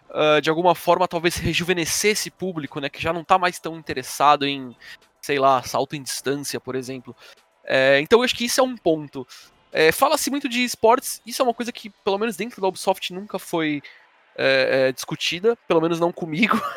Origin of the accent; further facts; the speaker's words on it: São Paulo, Brazil; eu sou da Vila Carrão